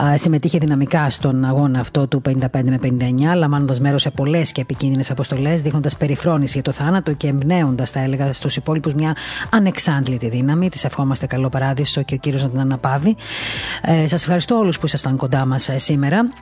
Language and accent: Greek; Greece; σαν Ελληνίδα